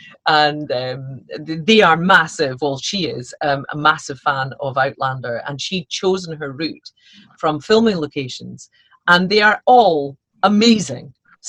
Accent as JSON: {"language": "English", "town": "Aberdeen", "region": "Scotland", "country": "United Kingdom", "said": "I'm from Aberdeen, so you don't get chippy sauce in Aberdeen."}